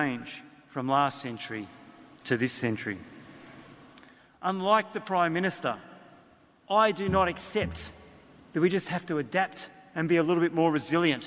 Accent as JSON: {"language": "English", "town": "Canberra", "region": "Australian Capital Territory", "country": "Australia", "said": "I come from Canberra"}